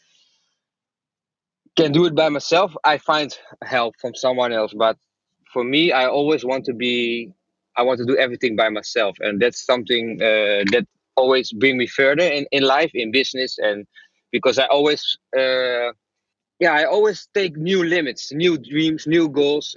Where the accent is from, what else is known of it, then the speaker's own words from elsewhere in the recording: Apeldoorn, Gelderland, Netherlands; English is a second language; I was born in Apeldoorn, a small town in Holland.